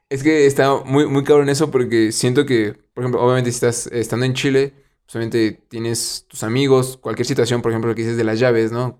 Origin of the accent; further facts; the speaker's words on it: Mexico; aquí de México